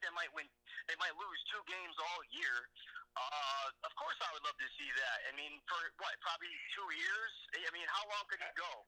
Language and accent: English; New England, United States; as a kid born and raised in New England, as a Dolphins fan